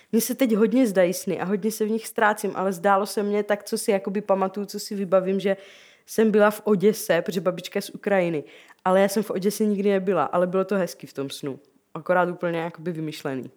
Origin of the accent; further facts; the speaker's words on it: Rosice, South Moravian Region, Czechia; also born or lived in Brno / Zlín; v Rosicích, odkud jsem